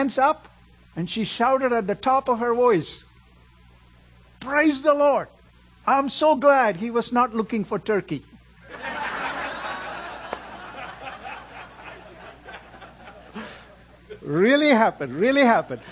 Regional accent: India; moved away; I'm originally from India. I'm a real Indian

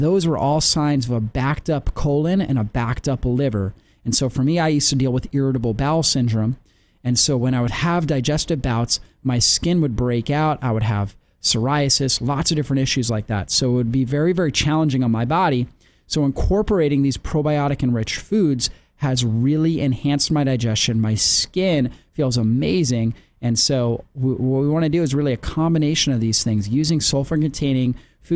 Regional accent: Florida, United States; now in Atlanta, United States; We grew up in Florida, and so now we're back here in Atlanta

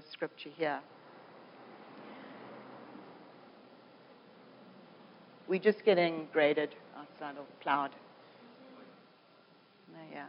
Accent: South Africa; now in Canada; I'm a South African coming to Canada

